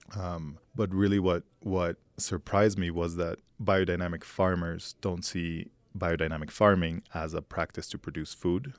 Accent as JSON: {"language": "English", "region": "Mexico City", "country": "Mexico", "tie": "born or raised there", "also_born_or_lived": "New York", "moved": "as an adult", "said": "I was born here in Mexico City, lived in New York for almost a decade"}